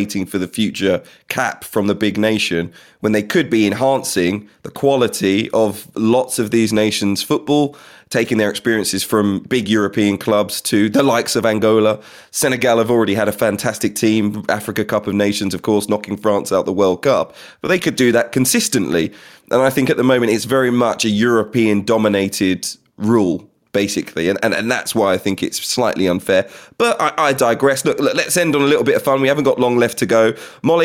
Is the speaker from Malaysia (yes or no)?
no; England, United Kingdom; I was born in England.